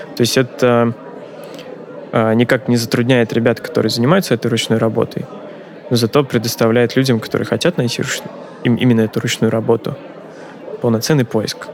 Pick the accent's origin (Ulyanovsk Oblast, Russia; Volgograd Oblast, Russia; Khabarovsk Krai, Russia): Volgograd Oblast, Russia; Volgograd; also born or lived in Volzhsky; мой родной город Волгоград